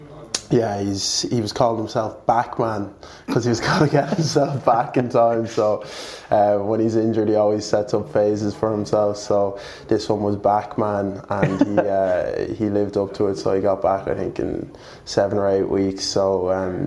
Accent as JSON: {"language": "English", "area": "Kildare", "region": "Leinster", "country": "Ireland", "tie": "born or raised there", "also_born_or_lived": "Dublin", "said": "Initially we grew up in Dublin, played soccer, myself and my brother, then moved to Kildare"}